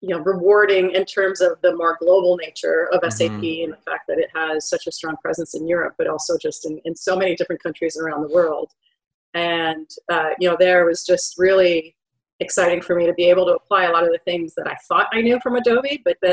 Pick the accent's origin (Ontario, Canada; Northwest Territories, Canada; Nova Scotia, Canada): Ontario, Canada; Ottawa; I live and have always lived in Ottawa, Canada